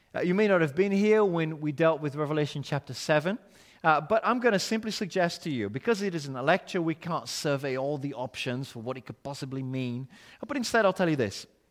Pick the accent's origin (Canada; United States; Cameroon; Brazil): Brazil; English is a second language; now in United Kingdom; my accent shows this country is not my home. My citizenship is elsewhere.